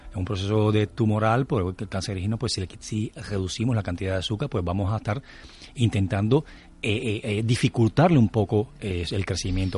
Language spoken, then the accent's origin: Spanish; Cuba; moved away; como buen cubano